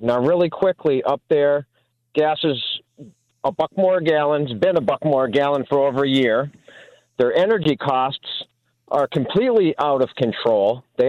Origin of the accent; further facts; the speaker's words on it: Massachusetts, United States; now in Georgia, United States; I had just visited Massachusetts, and coming back from there, which is my home state before I decided to move to Georgia